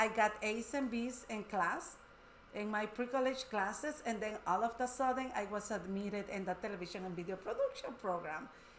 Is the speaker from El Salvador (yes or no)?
yes; El Salvador; now in Wisconsin, United States; I'm from El Salvador.